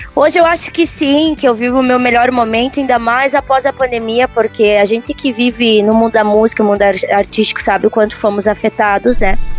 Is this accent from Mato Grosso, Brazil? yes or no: yes; Várzea Grande, Mato Grosso, Brazil; moved away; also born or lived in Paraná; eu sou natural, né, do Mato Grosso, Cuiabá. Na verdade, é de Várzea Grande, que é do lado de Cuiabá